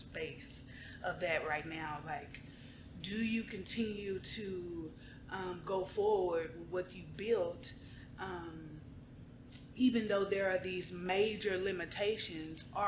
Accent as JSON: {"language": "English", "town": "Dallas", "region": "Texas", "country": "United States", "tie": "born or raised there", "said": "I was born and raised in Oak Cliff, Texas, South Keystone Pope. That's my hood."}